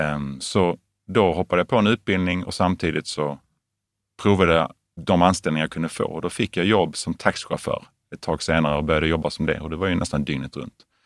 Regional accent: Veberöd, Skåne, Sweden; also born or lived in Lund / United States; uppvuxen i en familj med fem barn i ja. Veberöd

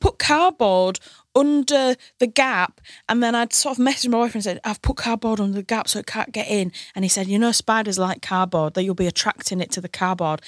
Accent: Hull, Yorkshire and the Humber, United Kingdom; moved away as an adult; now in London, United Kingdom

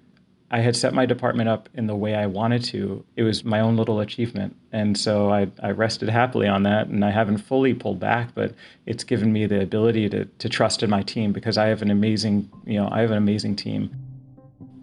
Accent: Boston, Massachusetts, United States; moved away; I grew up in Boston and my family is there

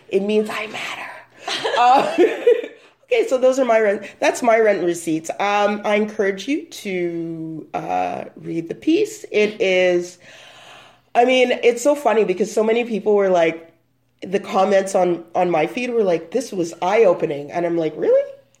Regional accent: Canada; I always want to say … because I'm Canadian.

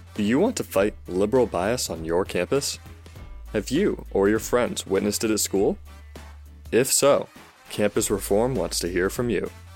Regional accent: Fresno, California, United States; also born or lived in Visalia, California; I was born in Visalia, California, and moved to Fresno, California as a child.

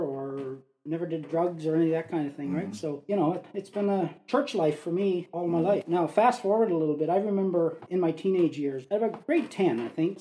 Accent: Newfoundland and Labrador, Canada; moved away as an adult; also born or lived in Fort McMurray; born and raised in Newfoundland

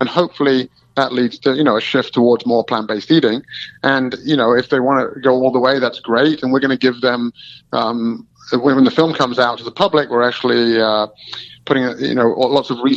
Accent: Melton Mowbray, East Midlands, United Kingdom; I'm from Melton Mowbray, which is known in England as the rural

